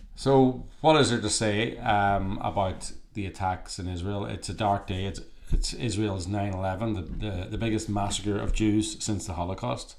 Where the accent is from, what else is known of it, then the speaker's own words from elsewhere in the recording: Ireland; now in California, United States; Irish people, we're Irish, uh, we're actually in Ireland at the moment, um, even though we're based in California